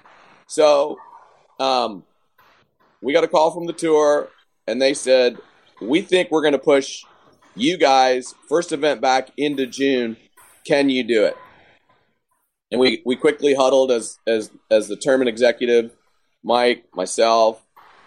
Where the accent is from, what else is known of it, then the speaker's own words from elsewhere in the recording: Canada; now in Texas, United States; me being a Canadian